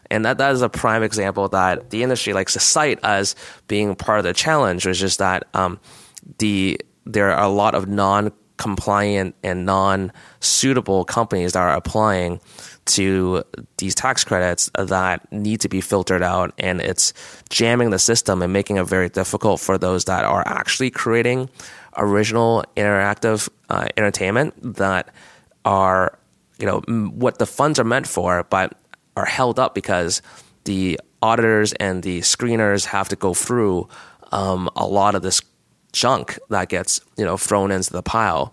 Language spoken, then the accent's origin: English; Canada; as a Canadian